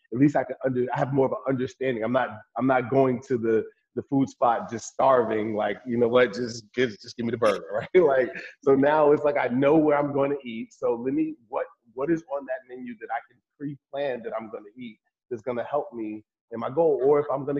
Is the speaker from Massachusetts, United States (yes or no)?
no; Newark, New Jersey, United States; I grew up in Newark, New Jersey, and I still have family live there